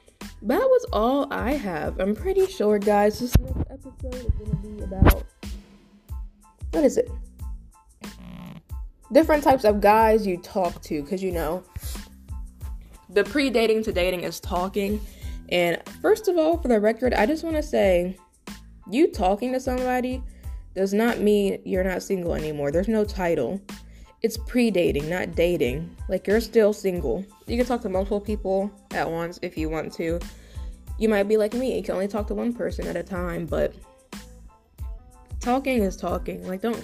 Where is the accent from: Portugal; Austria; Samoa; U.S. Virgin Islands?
U.S. Virgin Islands; Because I am from the Virgin Islands and I am not willing to relocate anytime soon.